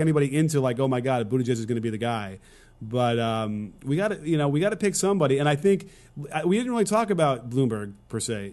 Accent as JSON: {"language": "English", "region": "Illinois", "country": "United States", "also_born_or_lived": "Wisconsin", "said": "I'm from, well, I'm Illinois"}